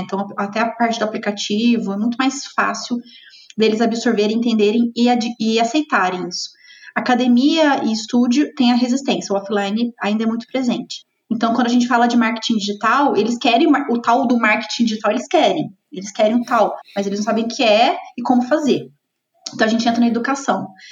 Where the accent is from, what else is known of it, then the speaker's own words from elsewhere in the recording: south of Minas Gerais, Brazil; moved away; also born or lived in São Paulo; É, sou mineira, não sou de Curitiba, sou do sul de Minas, me formei na, na em Lavras, em administração, lá em Minas também